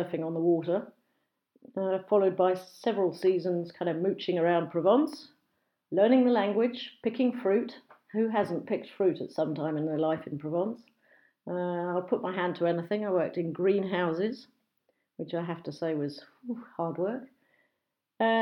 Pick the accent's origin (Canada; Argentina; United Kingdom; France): United Kingdom; Brighton and Hove, South East England; accent: BBC English / home counties; I was born and bred in a small village just outside of Brighton, which has now become Brighton and Hove, a seaside resort on the southeast coast of England